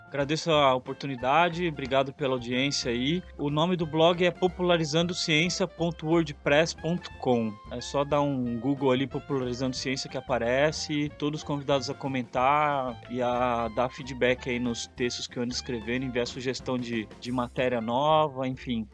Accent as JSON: {"language": "Portuguese", "town": "São Sebastião", "region": "São Paulo", "country": "Brazil", "tie": "born or raised there", "also_born_or_lived": "Santos, São Paulo / Bahia / Rio de Janeiro", "said": "sou biólogo natural de São Sebastião"}